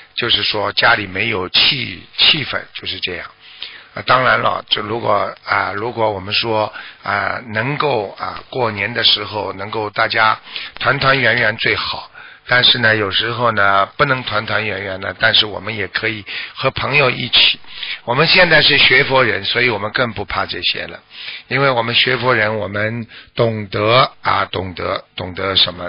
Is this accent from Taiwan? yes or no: no; China; 在我们中国人传统上讲也是个大的节气